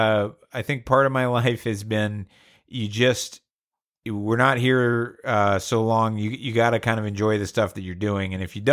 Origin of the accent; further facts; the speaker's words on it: Georgia, United States; I'm from Georgia.